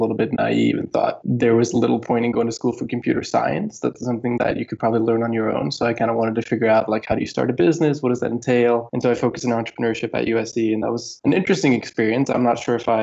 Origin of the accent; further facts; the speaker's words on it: Gothenburg, Västra Götaland, Sweden; moved away as an adult; also born or lived in Los Angeles, California; I grew up in Sweden, a town called Gothenburg, Sweden